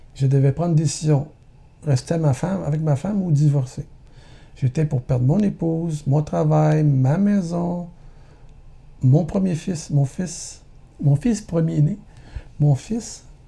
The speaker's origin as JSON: {"language": "French", "town": "Montreal", "region": "Quebec", "country": "Canada", "tie": "born or raised there", "said": "je suis né à Montréal en 1960, famille de neuf enfants. Mon père travaillait au port de Montréal"}